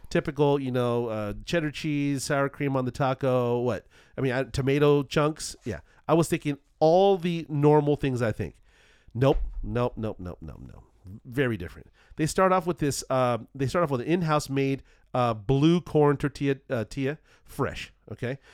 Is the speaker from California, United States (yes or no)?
yes; Southern California, United States; I'm from Southern California